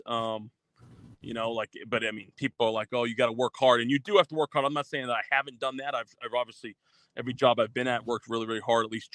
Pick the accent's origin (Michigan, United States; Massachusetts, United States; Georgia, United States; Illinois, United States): Massachusetts, United States; moved away as an adult; also born or lived in Green Bay, Wisconsin; I'm originally from Massachusetts, went to a small Division III school there